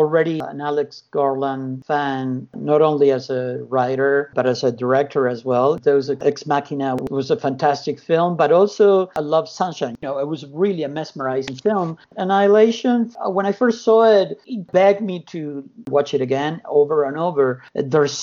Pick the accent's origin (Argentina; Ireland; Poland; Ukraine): Argentina; moved away; also born or lived in United States / California; I was born in Argentina, went to the U.S. in 82, I moved to California in 89